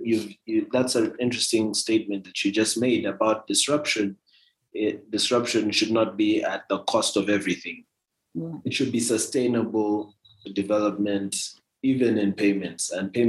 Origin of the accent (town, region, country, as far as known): Kenya